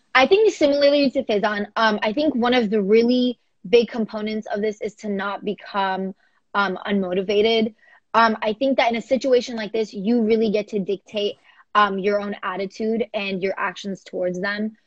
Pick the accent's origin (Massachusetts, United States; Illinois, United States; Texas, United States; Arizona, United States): Texas, United States; Houston; I am from Houston, Texas